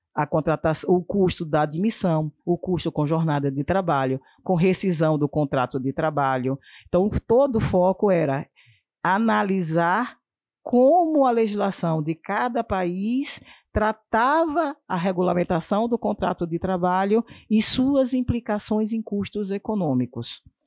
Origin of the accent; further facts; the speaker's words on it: Sergipe, Brazil; na minha terra, lá em Sergipe